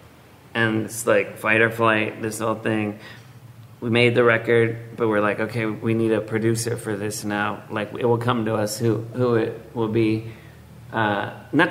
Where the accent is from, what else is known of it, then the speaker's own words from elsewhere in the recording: Los Angeles, California, United States; I was born in Los Angeles.